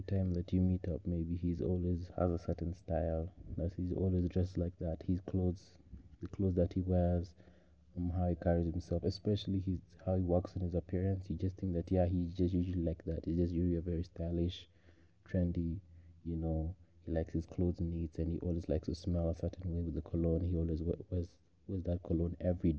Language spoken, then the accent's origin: English; Kenya; I am a Kenyan man